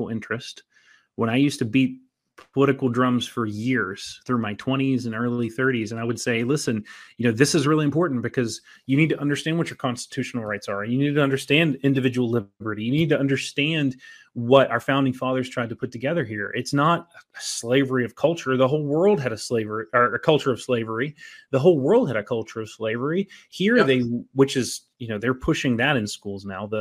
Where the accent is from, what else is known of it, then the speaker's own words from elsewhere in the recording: Southern West Virginia, United States; I grew up in Southern West Virginia